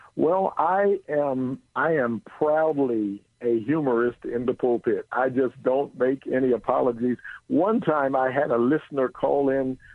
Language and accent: English; Philadelphia, Pennsylvania, United States; now in Bay Area, United States; I grew up in Philly. I'm now in the Bay Area